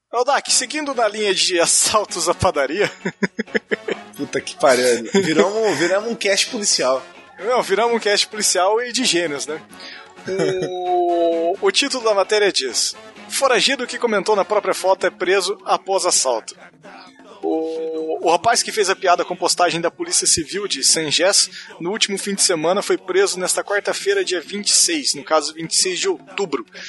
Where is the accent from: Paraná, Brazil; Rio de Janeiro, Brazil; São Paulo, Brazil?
Paraná, Brazil; Eu sou do Paraná e eu, eu tenho orgulho do... de ser da Rússia brasileira.